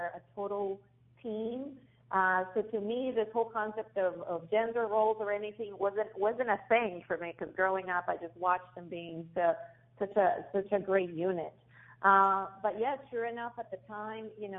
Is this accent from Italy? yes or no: no; Colombia; now in United States; I am originally from Colombia, so I'm a proud Colombian